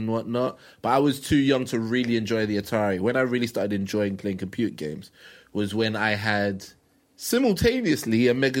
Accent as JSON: {"language": "English", "town": "Croydon", "region": "London", "country": "United Kingdom", "tie": "born or raised there", "said": "I grew up in Croydon. I grew up in Thornton Heath."}